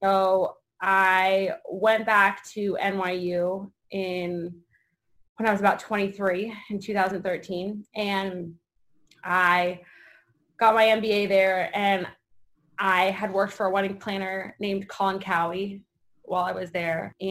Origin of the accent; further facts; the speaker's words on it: Las Vegas, Nevada, United States; I was born here in 1990